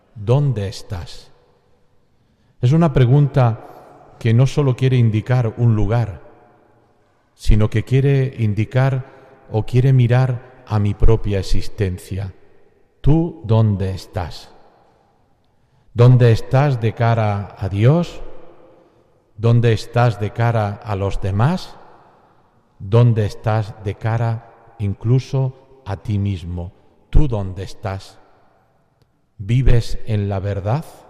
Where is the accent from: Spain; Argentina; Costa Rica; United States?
Spain; Andalusia; como buen andaluz